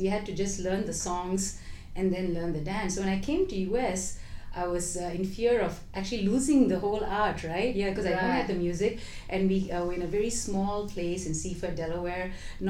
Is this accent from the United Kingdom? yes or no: no; Singapore; moved away; I am originally from Singapore, born and brought up there.